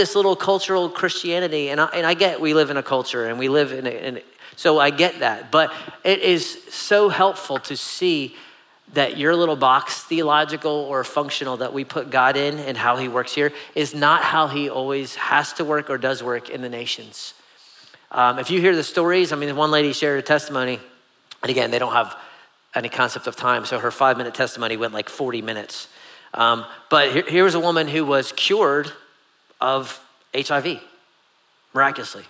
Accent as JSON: {"language": "English", "country": "United States", "said": "I'm American"}